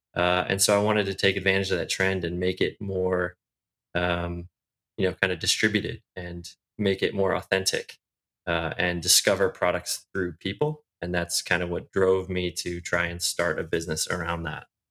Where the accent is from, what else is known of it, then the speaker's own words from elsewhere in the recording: outside of Chicago, Illinois, United States; moved away as an adult; also born or lived in Bay Area; now in Irvine, United States; I grew up outside of Chicago, actually. So I was there until college